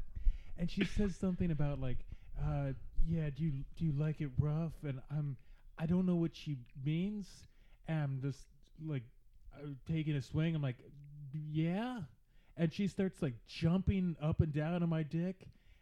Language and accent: English; Virginia, United States; regular Virginia.